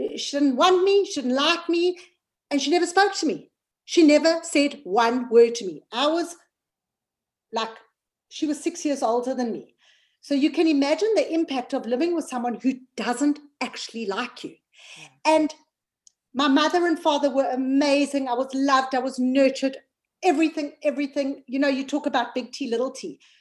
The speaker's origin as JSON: {"language": "English", "country": "South Africa", "moved": "yes", "lives_now": "United Kingdom", "said": "I'm from South Africa but I live in the United Kingdom."}